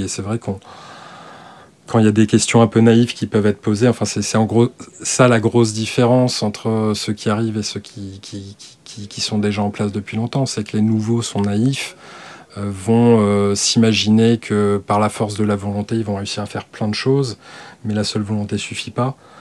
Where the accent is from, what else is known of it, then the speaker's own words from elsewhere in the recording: Alsace, Grand Est, France; je suis alsacien